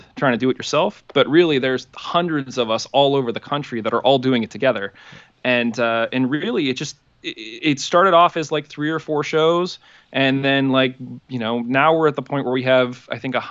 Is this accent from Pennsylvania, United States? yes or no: yes; Pittsburgh, Pennsylvania, United States; Born and raised in Pittsburgh